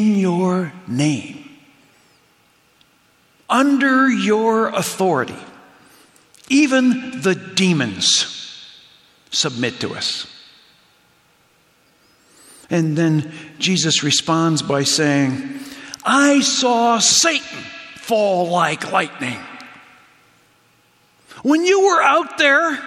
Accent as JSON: {"language": "English", "town": "Hamilton", "region": "Ontario", "country": "Canada", "tie": "born or raised there", "moved": "yes", "lives_now": "Chicago, United States", "said": "they moved to Hamilton, Ontario, where I spent most of my childhood growing up in early high school"}